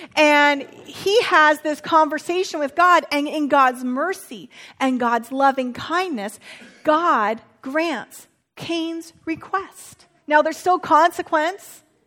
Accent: Santa Rosa, California, United States; moved away; my hometown just went through a natural disaster of the firestorms

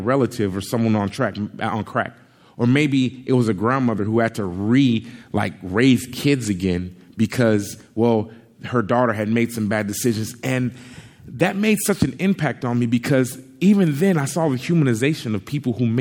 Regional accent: Compton, California, United States; I grew up in Compton, California for the first 11 years of my life

